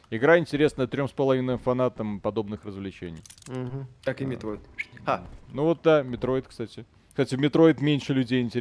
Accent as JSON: {"language": "Russian", "country": "Belarus", "said": "Мы хоть и белорусы"}